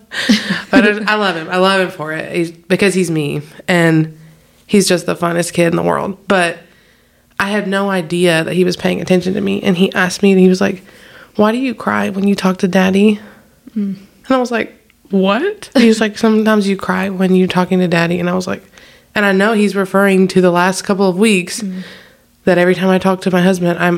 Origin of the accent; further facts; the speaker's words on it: the South, United States; I'm from the south